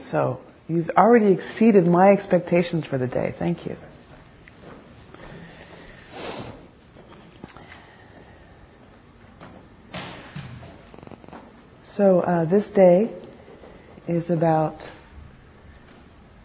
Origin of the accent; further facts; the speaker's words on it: New Jersey, United States; moved away; also born or lived in San Francisco; I'm from New Jersey, so I'm a little bold and sassy.